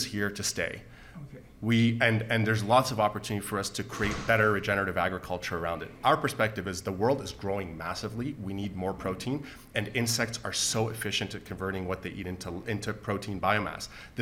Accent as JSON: {"language": "English", "country": "Canada", "said": "our status as Canadian citizens"}